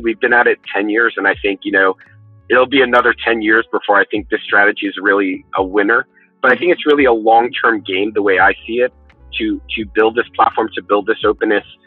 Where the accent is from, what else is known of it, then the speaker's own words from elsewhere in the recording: New York City, New York, United States; I, was born and raised in New York City